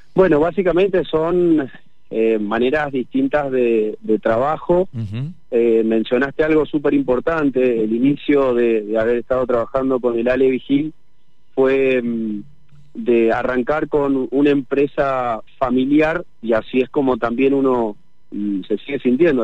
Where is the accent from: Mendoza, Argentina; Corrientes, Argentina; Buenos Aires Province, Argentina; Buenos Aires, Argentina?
Mendoza, Argentina; yo como mendocino